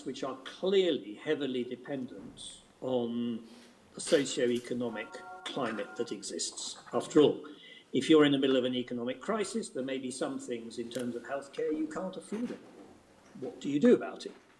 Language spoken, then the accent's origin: English; England, United Kingdom; as a English resident of the United Kingdom